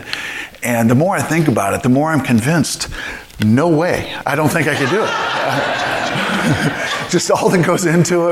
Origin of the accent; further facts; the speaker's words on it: St. Louis, Missouri, United States; moved away; I grew up in St. Louis